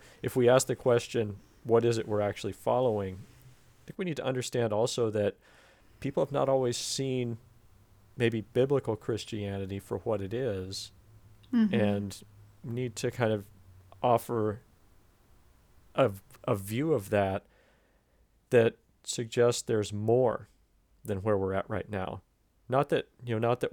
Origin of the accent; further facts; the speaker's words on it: United States; As an American